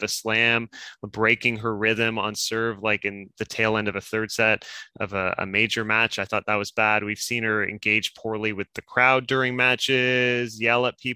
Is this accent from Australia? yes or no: no; Canada